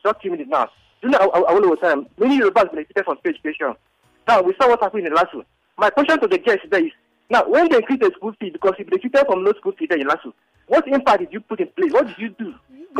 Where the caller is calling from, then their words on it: Ojo, Lagos, Nigeria; I'm calling from Ojo.